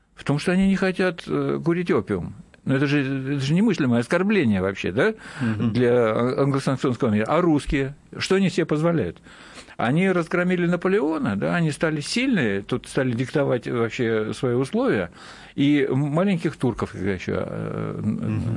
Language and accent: Russian; Kamchatka Krai, Russia; я с Камчатки